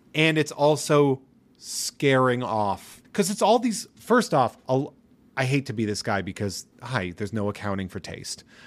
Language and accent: English; New England, United States; I am from New England